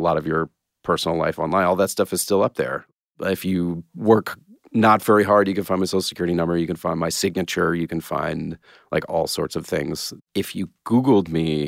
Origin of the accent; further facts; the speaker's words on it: Atlanta, Georgia, United States; moved away; I grew up in Atlanta